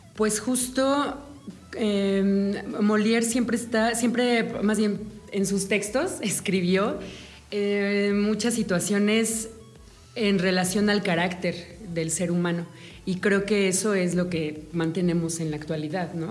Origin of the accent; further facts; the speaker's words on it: Mexico; como mexicanos